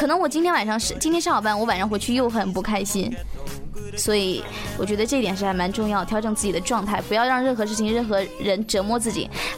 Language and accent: Chinese; Huangshan, Anhui, China; also born or lived in Hubei; 黄山呀，